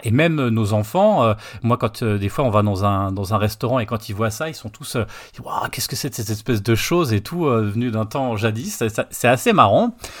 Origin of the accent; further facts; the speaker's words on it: Nancy, Grand Est, France; moi, j'étais sur Nancy